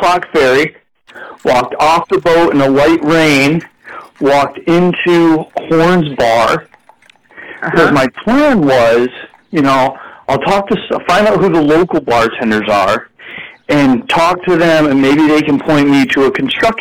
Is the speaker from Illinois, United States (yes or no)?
no; Houghton Lake, Michigan, United States; I grew up in Houghton Lake, Michigan. It's the middle of the state